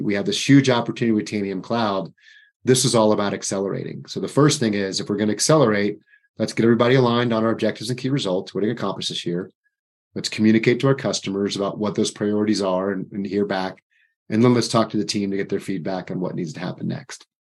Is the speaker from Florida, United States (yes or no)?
yes; Florida, United States; moved away; I'm from Florida